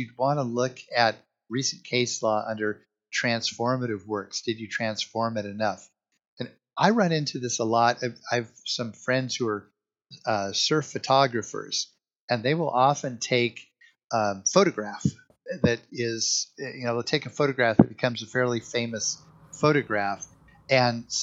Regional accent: Hawaii, United States; I was born in Hawaii

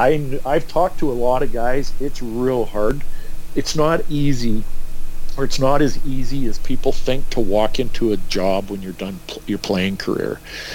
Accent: Edmonton, Alberta, Canada; now in Kamloops, Canada; growing up in Edmonton and moving to Kamloops.

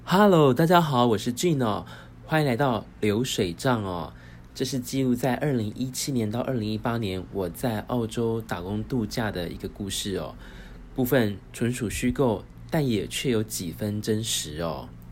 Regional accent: Taiwan; also born or lived in Australia; 身为台湾人

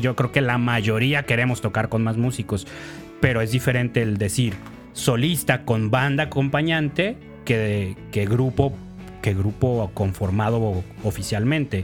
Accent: Mexico; como buenos mexicanos payasos mamones

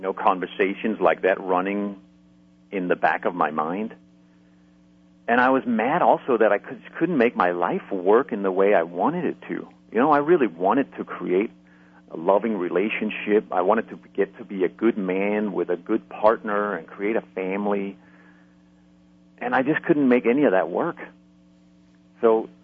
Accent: Denmark; moved away; I'm originally from Denmark

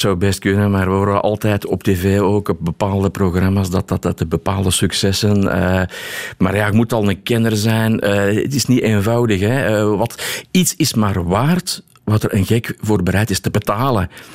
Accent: Belgium

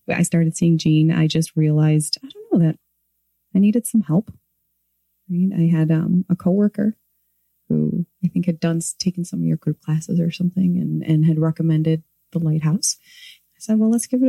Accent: Morton Grove, Illinois, United States; I grew up in Morton Grove

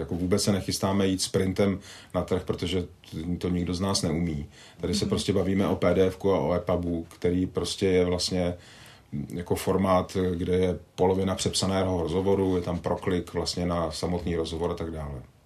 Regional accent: Vrchlabí, Hradec Králové Region, Czechia; Já jsem vyrůstal částečně ve Vrchlabí

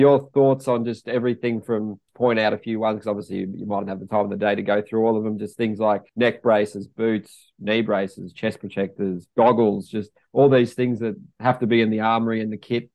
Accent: Australia; us being Aussies

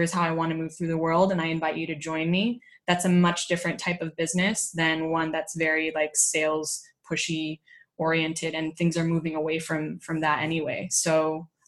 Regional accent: California, United States; moved away as an adult; now in Spain; I was growing up in California

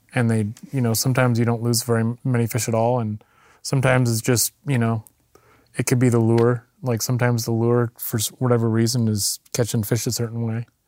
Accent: Qualicum Beach, British Columbia, Canada; also born or lived in Ucluelet, British Columbia; I grew up on the east side of Vancouver Island in a little town called Qualicum

